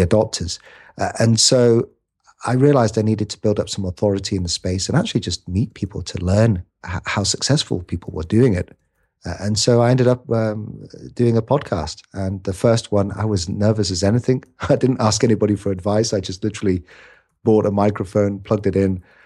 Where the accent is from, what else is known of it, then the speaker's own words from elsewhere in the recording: United Kingdom; I'm a Brit. I'm a scrawny little Brit